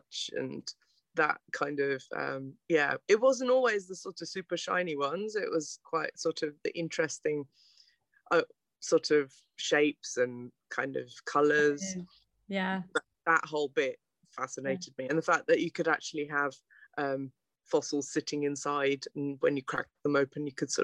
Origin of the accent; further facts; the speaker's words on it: Aberdare, Wales, United Kingdom; I was born in South Wales, actually. In Aberdare, which is a small town, I guess, in one of the valleys. So I'm a proper valley girl, me.